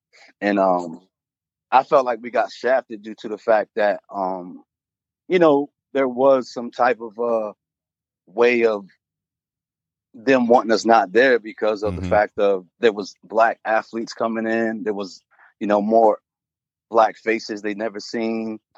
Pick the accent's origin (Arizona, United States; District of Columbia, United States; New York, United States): New York, United States; Auburn; Growing up in upstate New York, you know what I'm saying?